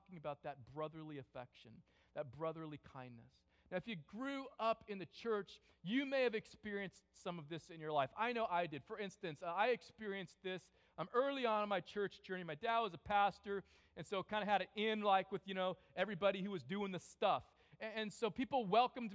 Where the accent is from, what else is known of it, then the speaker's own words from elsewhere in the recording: California, United States; I grew up in California